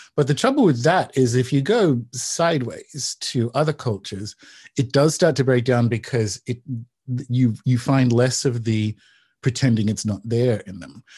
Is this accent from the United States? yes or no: no; Newcastle, New South Wales, Australia; Newcastle, Australia. So it's about two hours north of Sydney.